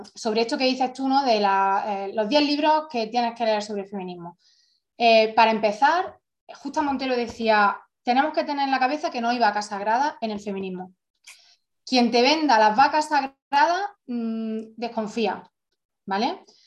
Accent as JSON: {"language": "Spanish", "region": "Andalusia", "country": "Spain", "tie": "born or raised there", "moved": "as an adult", "said": "yo, por ejemplo, eh, y muchas compañeras eh, que hemos salido y hemos migrado de Andalucía"}